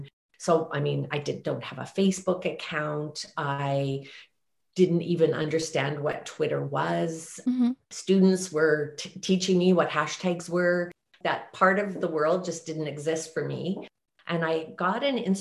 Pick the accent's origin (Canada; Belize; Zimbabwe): Canada; Banff, Alberta; I was raised in Banff, Alberta